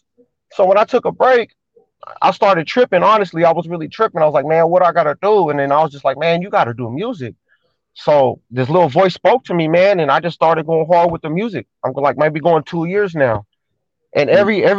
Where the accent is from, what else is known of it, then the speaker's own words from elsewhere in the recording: San Francisco, California, United States; I'm born in the city. Most of my life in the city, all my family from the city